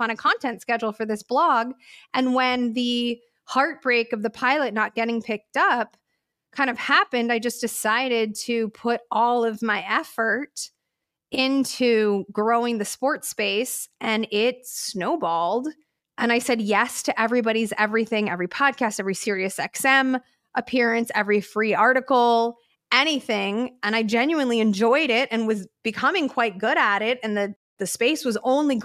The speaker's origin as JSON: {"language": "English", "town": "Chicago", "region": "Illinois", "country": "United States", "tie": "born or raised there", "said": "I'm from Chicago, which is like a sports city, right? So like everybody in the Midwest loves sports. We all know sports. This weird like women don't do sports thing just didn't exist in the ecosphere that I was growing up"}